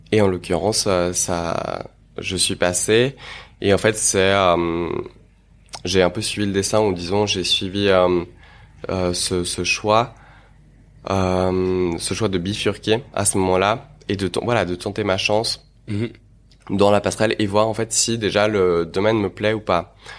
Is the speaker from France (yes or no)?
no; Geneva, Switzerland; also born or lived in Moscow, Russia; je suis né à Moscou et je suis venu euh, lorsque j'étais tout jeune, euh, voilà, ici à Genève, avec mes parents, pour enfin dans le cadre du travail de mes parents, euh, et ville de laquelle je ne suis jamais parti, donc où j'ai grandi